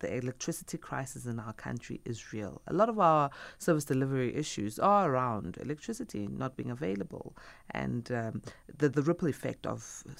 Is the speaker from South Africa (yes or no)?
yes; South Africa; we as South Africans